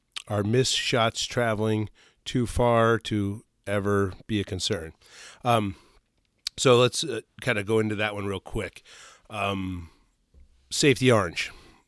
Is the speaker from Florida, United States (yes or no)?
no; New York, United States; Where I grew up downstate in Sullivan County, the Mohawk, the Mohegan Creek was, or Mongop, Mongop Creek, had a piece of state land